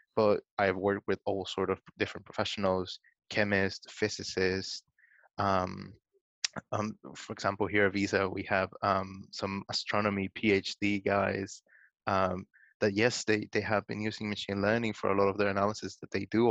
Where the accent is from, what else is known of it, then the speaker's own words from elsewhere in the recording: Guatemala; I'm originally from Guatemala. I'm Latin American